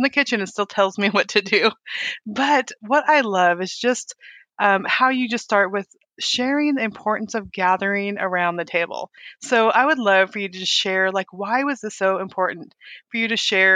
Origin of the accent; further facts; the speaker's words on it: Weed, California, United States; I grew up in Northern California in a town called Weed